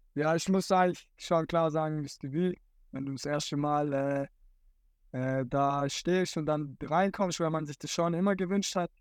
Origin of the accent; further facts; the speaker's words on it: Dotternhausen, Baden-Württemberg, Germany; ich komme hier aus dem Dorf